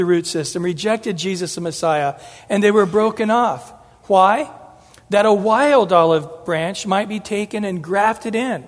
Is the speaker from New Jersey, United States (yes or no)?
no; Central California, United States; I grew up in Central California